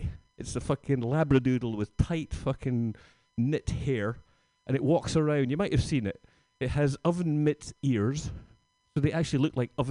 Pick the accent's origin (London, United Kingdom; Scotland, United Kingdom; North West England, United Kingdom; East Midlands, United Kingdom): Scotland, United Kingdom; now in San Francisco, United States; I'm from Scotland.